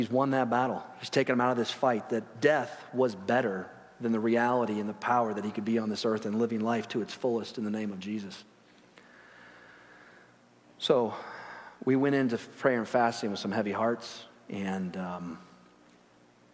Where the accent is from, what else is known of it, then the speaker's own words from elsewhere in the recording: Chicago, Illinois, United States; I grew up in Chicago, or near there, and went to school by there